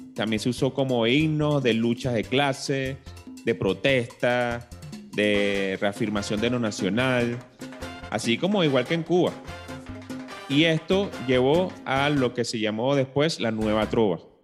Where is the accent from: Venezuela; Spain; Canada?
Venezuela; nosotros como venezolanos eh, siempre escuchábamos, bueno, desde chiquito el cuatro venezolano